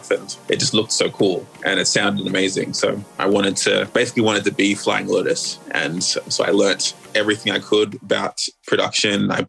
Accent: Sydney, New South Wales, Australia; also born or lived in Melbourne, Australia; I was the only one of my siblings who was born here. But we quickly moved to Sydney when I was like three, and that was where I grew up for a major portion of my life till I was, I don't know, maybe like 20, 24, 25

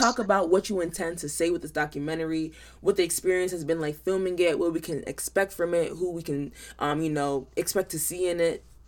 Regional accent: United States; as a Nigerian American and as a part of the younger generation of Africans

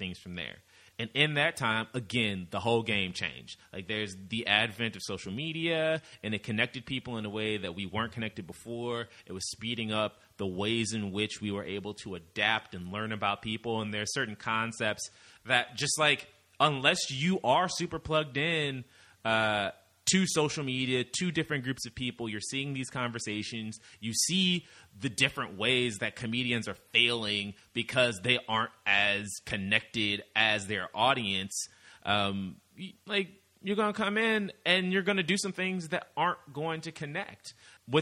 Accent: Midwest, United States; we're both from the Midwest

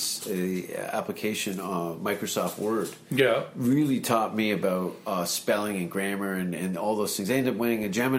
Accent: Canada; as a Canadian, I knew that I had the luxury of a great passport

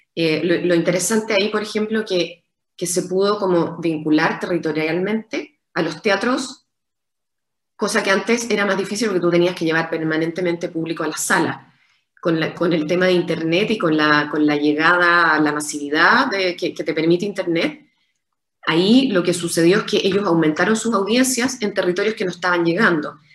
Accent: Chile; como chilenos

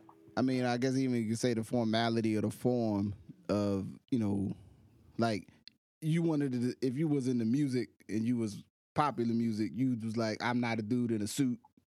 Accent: Slab Fork, West Virginia, United States; I'm from Slab Fork, West Virginia.

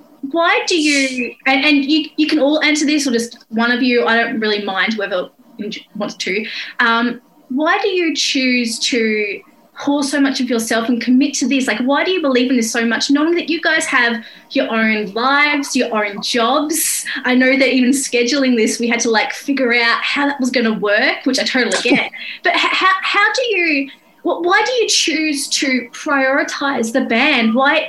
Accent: Australia; And as Australian, it's very strange for me whenever I visit.

